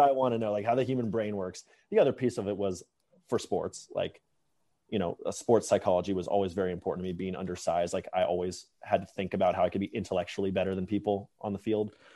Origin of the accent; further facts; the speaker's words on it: Atlanta, Georgia, United States; moved away; also born or lived in Bay Area; I grew up in Atlanta